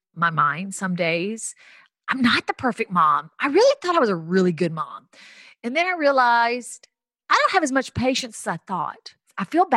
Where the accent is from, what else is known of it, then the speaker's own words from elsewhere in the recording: the South, United States; moved away as an adult; growing up in the South, becoming a foster kid